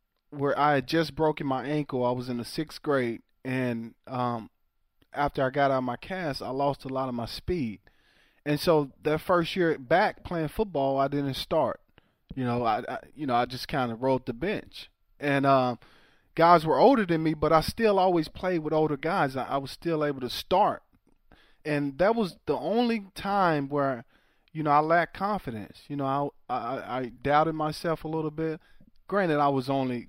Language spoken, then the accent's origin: English; Waco, Texas, United States; the town I grew up in Waco